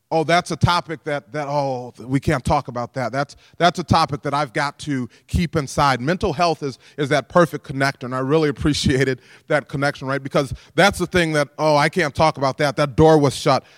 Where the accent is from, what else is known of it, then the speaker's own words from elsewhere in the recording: DeKalb, Illinois, United States; I'm from DeKalb, where we're fortunate we can reach right out to N I U